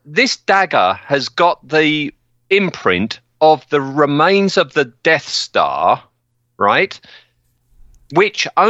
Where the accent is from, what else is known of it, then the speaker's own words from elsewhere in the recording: United Kingdom; I'm British